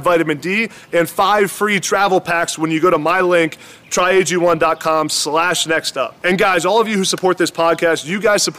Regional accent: East Coast, United States; I'm from the East Coast

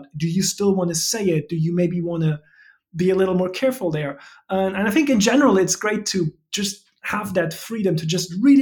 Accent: Germany; English is a second language; moved away as an adult; now in United States; Are you a German citizen? I am, yes, yes. I mean, as I'm sure everyone will hear, that's the reason for the funny way I talk.

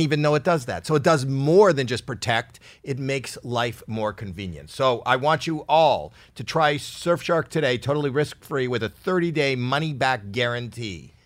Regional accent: Canada; I'm Canadian

